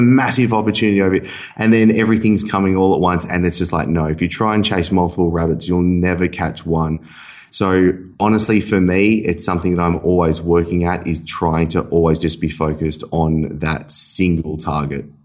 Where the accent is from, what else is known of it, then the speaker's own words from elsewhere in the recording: Sydney, New South Wales, Australia; moved away as an adult; also born or lived in Dubai; now in Bali, Indonesia; I was from Sydney. I moved to Dubai, lived in Dubai for a year and a half